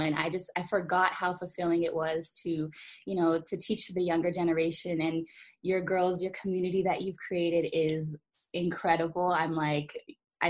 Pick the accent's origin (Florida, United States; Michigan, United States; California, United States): California, United States; Los Angeles; a young child growing up